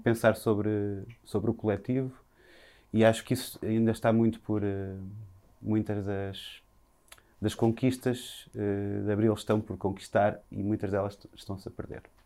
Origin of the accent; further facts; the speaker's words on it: Viseu, Portugal; now in Lisbon, Portugal; nasci em Viseu